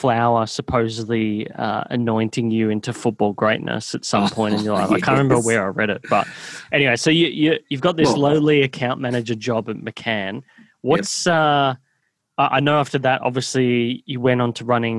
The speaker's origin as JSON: {"language": "English", "town": "Melbourne", "region": "Victoria", "country": "Australia", "tie": "born or raised there", "said": "I grew up in Bentley, Moorabbin."}